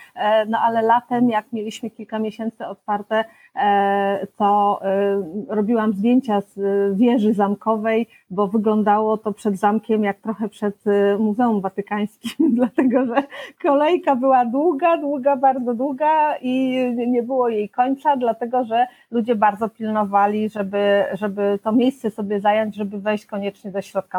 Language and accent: Polish; Pleszew, Greater Poland, Poland; also born or lived in Poznań; wychowałam się w Pleszewie